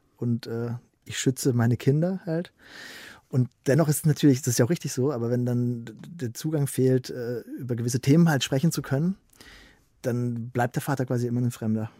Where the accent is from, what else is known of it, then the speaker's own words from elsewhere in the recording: Southern Germany, Germany; in Süd Süddeutschland, wo ich herkomme